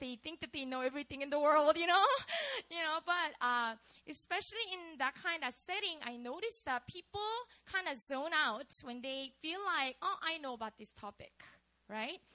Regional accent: Busan, South Korea; moved away; I grew up in Korea. So I lived in a city called Busan.

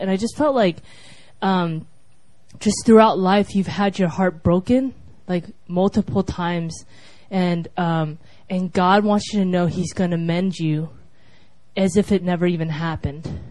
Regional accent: United States; I was from America

